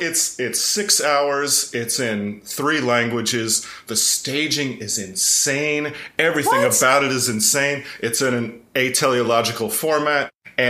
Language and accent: English; East Tennessee, United States; I grew up in East Tennessee